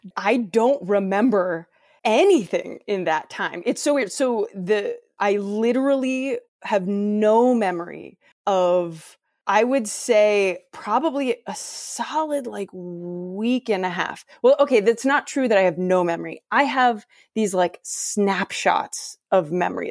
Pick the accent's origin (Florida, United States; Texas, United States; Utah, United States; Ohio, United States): Ohio, United States; I'm from Ohio, which is within a few hours driving distance